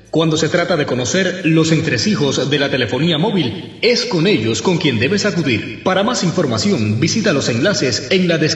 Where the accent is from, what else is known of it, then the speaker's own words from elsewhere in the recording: Havana, Cuba; Yo soy de La Habana, nacido y criado en La Lisa. Ahora mismo estoy viviendo eh, en Marianao hace seis años porque me casé y nada.